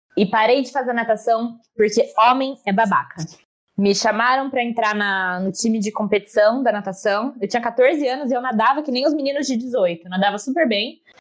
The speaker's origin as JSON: {"language": "Portuguese", "area": "Campinas region", "region": "São Paulo", "country": "Brazil"}